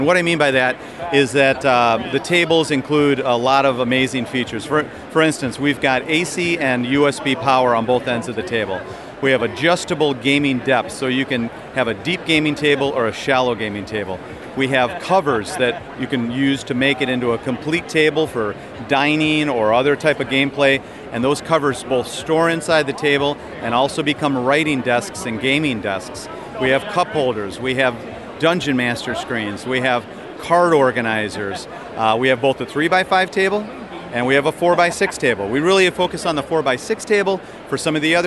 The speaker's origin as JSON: {"language": "English", "town": "Chicago", "region": "Illinois", "country": "United States", "said": "I'm from Chicago area"}